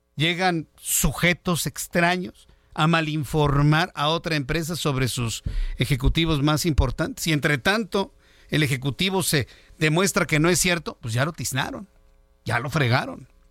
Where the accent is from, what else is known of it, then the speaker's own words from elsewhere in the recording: Mexico; millones de mexicanos